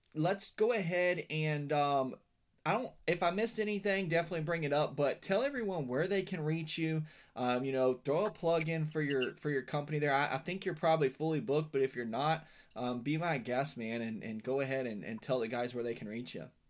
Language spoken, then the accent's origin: English; West Virginia, United States; now in Florida, United States; I'm from Western Virginia.